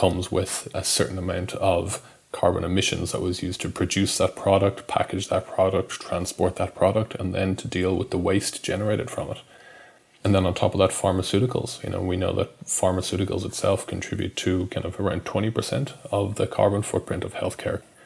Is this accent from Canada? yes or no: no; Dublin, Leinster, Ireland; moved away as an adult; also born or lived in Perth / Sydney / Brisbane; now in Melbourne, Australia; I'm Irish. I grew up in Dublin, went to medical school there and came out here to Australia, to Perth actually, in 2009